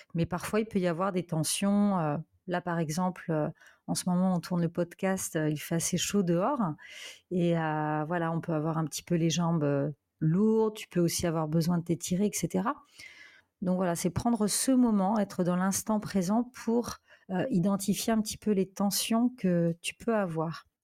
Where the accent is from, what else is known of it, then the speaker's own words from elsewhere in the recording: France; moved away as an adult; now in Portugal; je suis originaire de France et actuellement, je, je vis au Portugal depuis deux ans